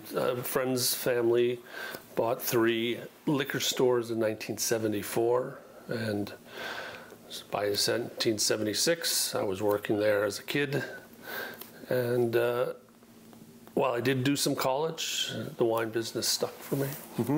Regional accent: Leominster, Massachusetts, United States; moved away as an adult; also born or lived in New York; now in Oregon, United States; I was born in Leominster, Massachusetts, plastic city of the world.

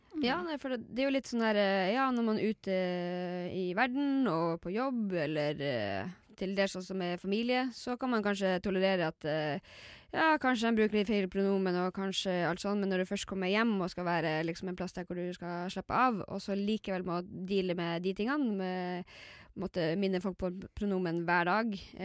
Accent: Lakselv, Finnmark, Norway; moved away; jeg kommer jo fra Laksevål i Finnmark.

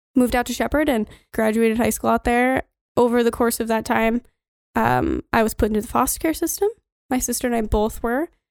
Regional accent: Rosebud, Montana, United States; also born or lived in Miles City, Montana / New York; we came back to Rosebud again, following my grandparents

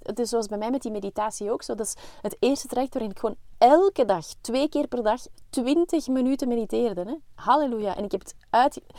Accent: Belgium; wij zijn geen Zweden, wij zijn Belgen.

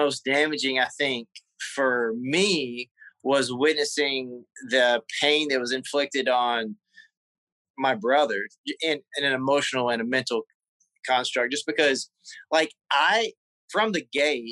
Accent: South Carolina, United States; moved away; also born or lived in Charlotte, North Carolina / Los Angeles; I'm from South Carolina, but we lived on the state line, and the town was so small

